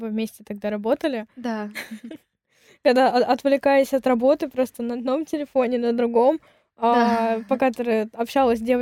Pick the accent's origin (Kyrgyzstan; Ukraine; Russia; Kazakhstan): Kyrgyzstan; Ты родилась в Киргизии? Да, я родилась